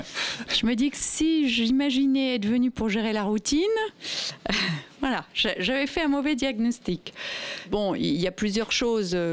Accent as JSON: {"language": "French", "country": "Italy", "said": "Alors moi je suis italienne, du coup je connais le service civique italien."}